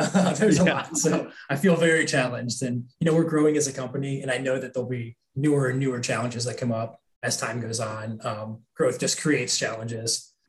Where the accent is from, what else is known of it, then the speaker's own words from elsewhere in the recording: Columbus, Ohio, United States; also born or lived in Wisconsin / Minnesota; I grew up, I kind of like lived all around the Midwest. I lived in Wisconsin, Minnesota, Ohio. I grew up in Columbus, Ohio.